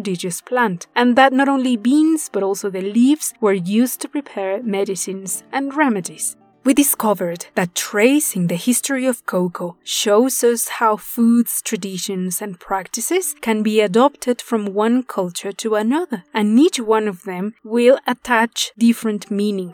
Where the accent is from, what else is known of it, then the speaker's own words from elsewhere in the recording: Puebla, Mexico; The city of Puebla, my hometown